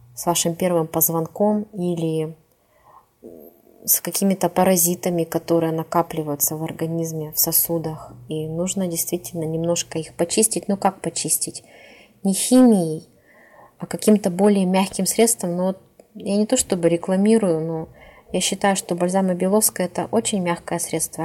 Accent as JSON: {"language": "Russian", "town": "Tyumen", "region": "Tyumen Oblast", "country": "Russia", "tie": "born or raised there", "said": "в Тюмень, это город, где я живу, кстати, я коренная тюменка"}